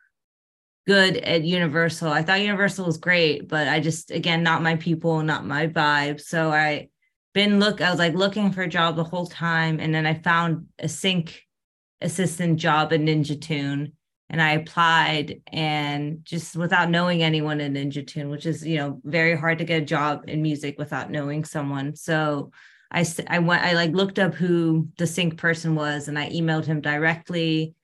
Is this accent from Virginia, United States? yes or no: yes; Northern Virginia, United States; moved away as an adult; now in Los Angeles, United States; I grew up in Northern Virginia near Washington, D.C.